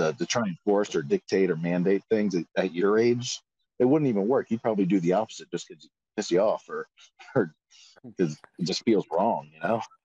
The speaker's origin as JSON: {"language": "English", "region": "Florida", "country": "United States", "said": "I'm from Florida"}